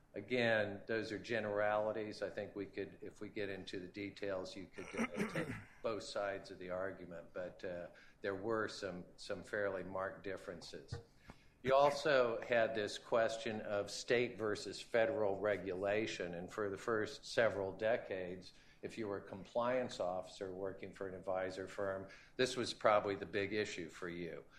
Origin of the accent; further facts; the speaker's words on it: Kansas, United States; my home state of Kansas